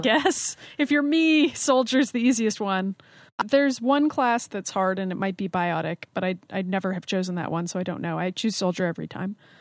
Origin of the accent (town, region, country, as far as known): United States